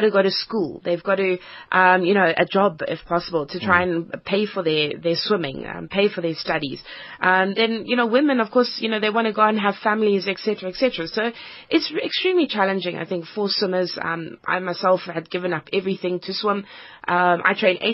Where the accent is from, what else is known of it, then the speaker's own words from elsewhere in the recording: Cape Town, Western Cape, South Africa; moved away; also born or lived in Johannesburg / Europe; I grew up in Cape Town.